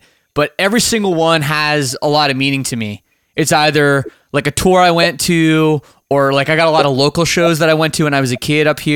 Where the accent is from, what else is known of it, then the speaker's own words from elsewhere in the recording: Toronto, Ontario, Canada; moved away as an adult; now in Windsor, Canada; I'm from Toronto area. Like grew up in the suburbs, lived downtown for a long time